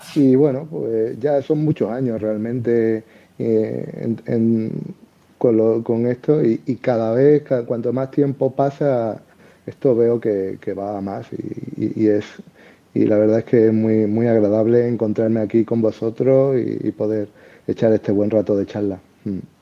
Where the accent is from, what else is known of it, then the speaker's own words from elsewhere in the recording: Seville, Andalusia, Spain; accent: Andalusian; now in Madrid, Spain; por mi acento y eso, podéis pensar a lo mejor que, que soy de Andalucía. Y bueno, sí, soy. Yo viví toda mi infancia en Sevilla